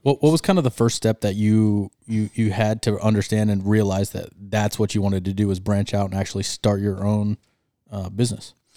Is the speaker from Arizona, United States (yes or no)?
yes; Arizona, United States; we are, uh, born and raised in Arizona